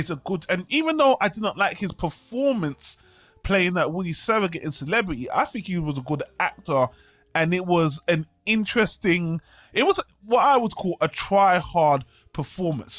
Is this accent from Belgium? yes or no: no; United Kingdom; accent: British; I'm British, as everyone can tell from my accent, if you can't, I live in Britain.